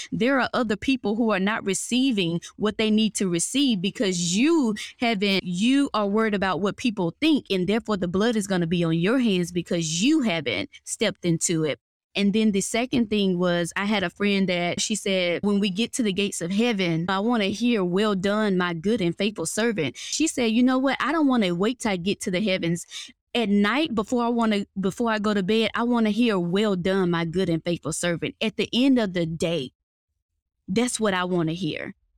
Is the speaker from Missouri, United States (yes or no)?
no; Mississippi Delta, United States; now in North Atlanta, United States; I'm originally from Mississippi, good old country girl. Grew up in the Mississippi Delta